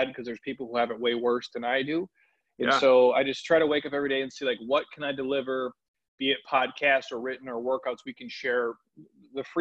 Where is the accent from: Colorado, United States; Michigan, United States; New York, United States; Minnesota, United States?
Minnesota, United States; Minneapolis; I grew up in the Midwest. I'm from Minneapolis